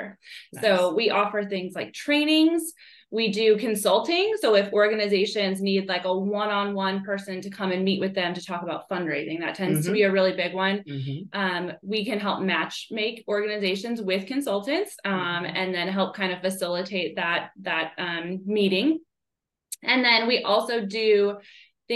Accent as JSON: {"language": "English", "region": "Northwest Indiana", "country": "United States", "moved": "as an adult", "lives_now": "Knoxville, United States", "said": "I'm originally from the Chicago suburbs, but on the Indiana side, so Northwest Indiana"}